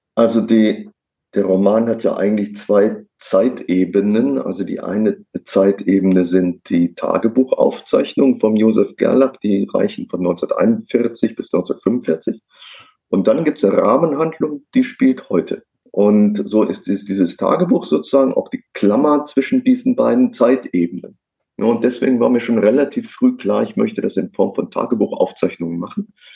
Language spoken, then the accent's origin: German; near Cologne, North Rhine-Westphalia, Germany; Also ich komme äh, gebürtig aus der Nähe von Köln.